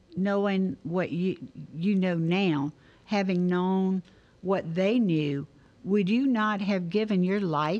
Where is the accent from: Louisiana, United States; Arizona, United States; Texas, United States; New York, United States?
Louisiana, United States; Denham Springs; I'm from Denham Springs.